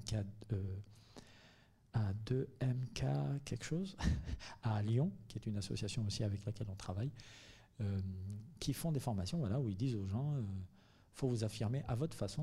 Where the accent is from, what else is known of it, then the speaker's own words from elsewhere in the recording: Algeria; moved away as an adult; now in Marseille, France; je suis venu à Marseille il y a vingt-cinq ans, donc j'étais en Algérie, j'ai grandi en Algérie, j'y suis né en grande partie, euh, j'y ai grandi